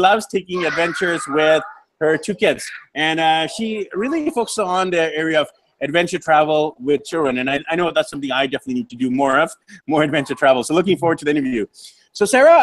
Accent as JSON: {"language": "English", "town": "Vancouver", "region": "British Columbia", "country": "Canada", "said": "I'm from Vancouver, BC, Canada"}